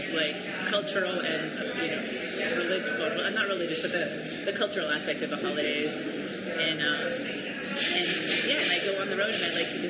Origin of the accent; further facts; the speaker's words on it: Montreal, Quebec, Canada; I grew up in Canada, in Montreal, but I did, and also, yeah, I'm from Montreal